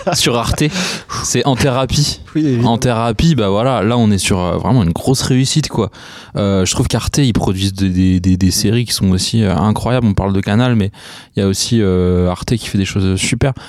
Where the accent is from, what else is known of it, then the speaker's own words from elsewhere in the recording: near Meung-sur-Loire and Beaugency, Centre-Val de Loire, France; also born or lived in La Chapelle-Saint-Mesmin; j'ai grandi à Sainty